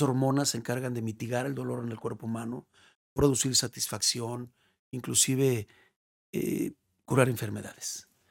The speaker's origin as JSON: {"language": "Spanish", "country": "Mexico", "also_born_or_lived": "León / Guadalajara", "said": "para uno como mexicano"}